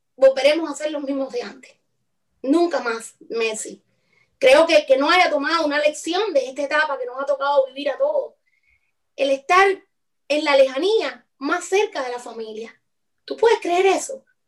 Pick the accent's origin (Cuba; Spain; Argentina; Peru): Cuba; moved away; hasta que no haya de verdad una verdadera libertad de expresión en mi país, yo no quiero más nunca volver